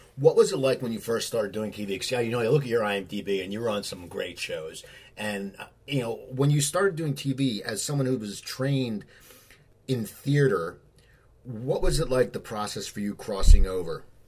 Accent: Philadelphia, Pennsylvania, United States; I grew up in Philadelphia where you had channel three, six, and ten

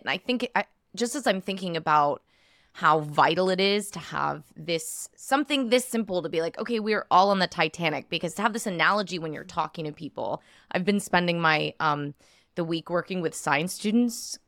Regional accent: United States

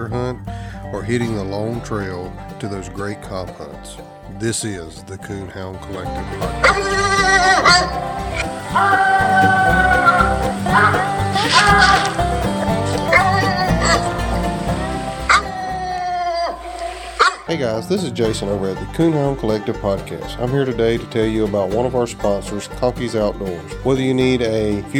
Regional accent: Southeast Alabama, United States; moved away; I'm originally from Southeast Alabama, so I'm from flatland farm

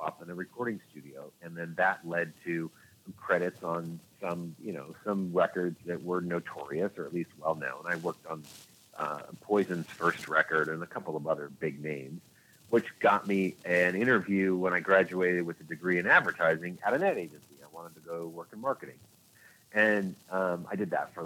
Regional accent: Orange County, California, United States; moved away as an adult; also born or lived in Los Angeles; I grew up in Orange County, California

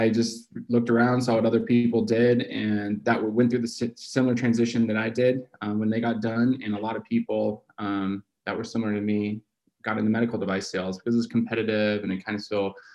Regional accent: California, United States; also born or lived in Arizona; We grew up in California

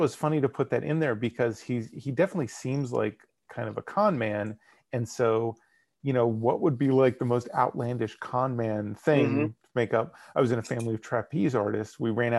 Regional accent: Bronx, New York, United States; accent: Bronx; This is my Bronx accent. I have a very strong Bronx accent.

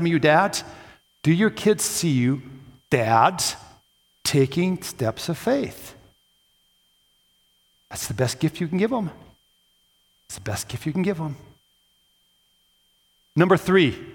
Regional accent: Coon Rapids, Minnesota, United States; I grew up a couple blocks away from the Mississippi River, spent most of my childhood down there

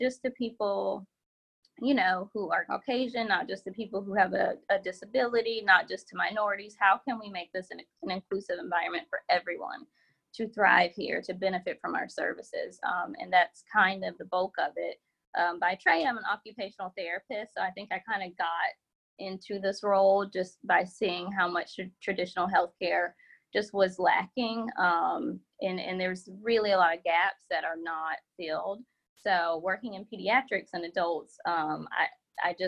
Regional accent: Columbia, South Carolina, United States; now in Charlotte, United States; I currently live in Charlotte, North Carolina, but born and raised in Columbia, South Carolina.

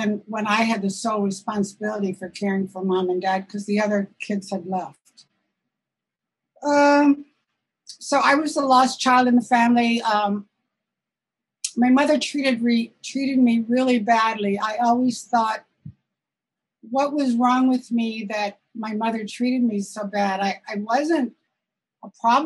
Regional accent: Southern Illinois, United States; moved away as an adult; also born or lived in Chicago; now in Santa Rosa, United States; I wasn't born in California. I was born in Southern Illinois in a small town.

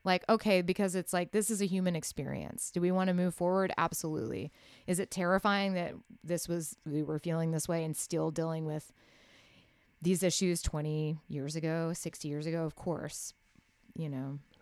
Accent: Waco, Texas, United States; moved away as an adult; also born or lived in Austin, United States; now in Nashville, United States; I grew up in Waco where there I didn't have independent radio

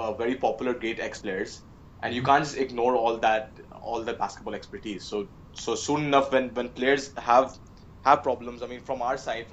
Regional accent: Varanasi, Uttar Pradesh, India; my hometown Varanasi

